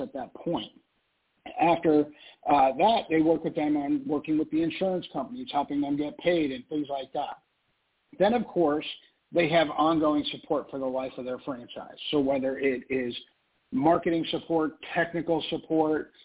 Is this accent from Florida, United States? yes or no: yes; South Florida, United States; I grew up in South Florida